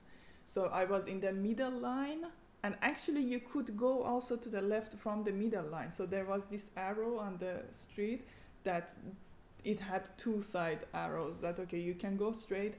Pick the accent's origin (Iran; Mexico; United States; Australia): Iran; now in Eindhoven, Netherlands; I come from Iran